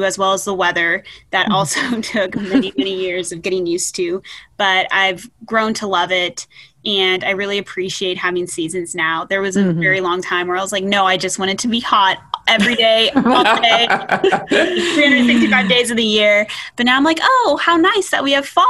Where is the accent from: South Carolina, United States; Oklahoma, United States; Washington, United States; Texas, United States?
Texas, United States; Fort Worth; moved away as an adult; also born or lived in Ithaca, New York; now in Cortland, United States; I'm originally from Fort Worth, Texas